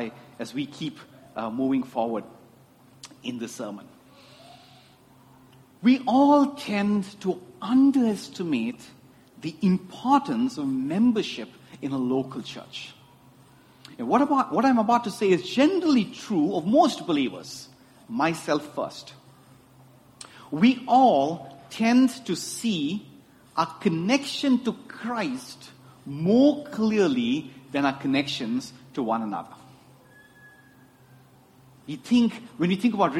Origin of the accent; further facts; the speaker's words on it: Chennai, Tamil Nadu, India; I grew up in Chennai, and my dad, in all his wisdom, decided I need to learn Hindi